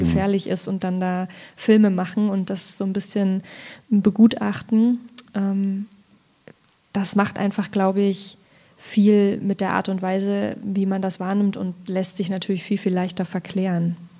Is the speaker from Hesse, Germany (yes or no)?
no; Ilmenau, Thuringia, Germany; now in Leipzig, Germany; Ich komme aus Ilmenau, das ist gar nicht so weit weg, also gebürtig zumindest. Heute bin ich aus Leipzig gekommen